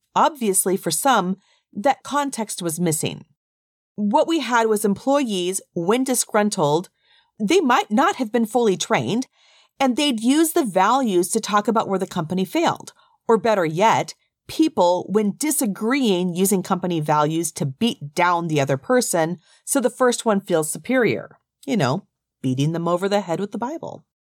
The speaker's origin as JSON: {"language": "English", "country": "United States", "tie": "born or raised there", "said": "being from the U S and raised as a person who understands the rules of English and how to speak as an American"}